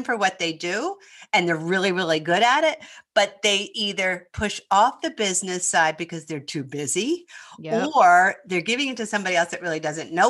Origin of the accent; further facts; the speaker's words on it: Philadelphia, Pennsylvania, United States; accent: Northeast; moved away; I'm from Philadelphia